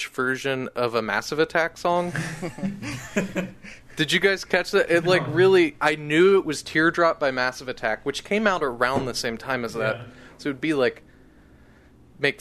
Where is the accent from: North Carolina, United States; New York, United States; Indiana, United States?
Indiana, United States; now in Chicago, United States; I grew up in Indiana